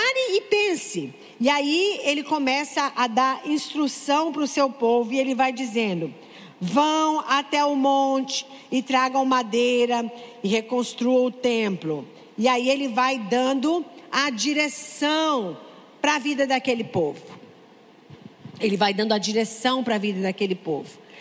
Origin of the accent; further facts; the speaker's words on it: Santarém, Pará, Brazil; now in São Paulo, Brazil; estar aqui em Santarém, na minha terra